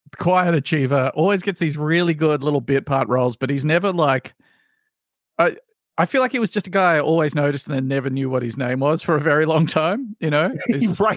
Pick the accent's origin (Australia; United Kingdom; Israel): Australia; as an Australian